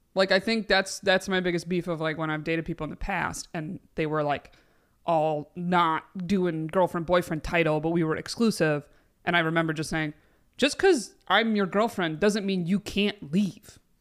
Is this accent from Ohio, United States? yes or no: no; Binghamton, New York, United States; we're from Binghamton area. My brother's there.